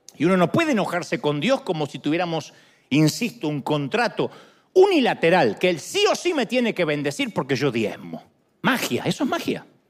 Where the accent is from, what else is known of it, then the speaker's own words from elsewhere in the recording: Argentina; moved away; Era la idea que yo tenía en Argentina. De niño